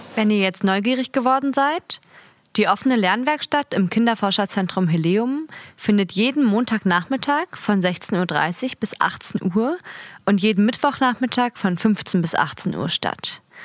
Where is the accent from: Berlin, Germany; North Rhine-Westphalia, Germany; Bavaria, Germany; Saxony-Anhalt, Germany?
Berlin, Germany; ich bin 20 und komme aus Berlin.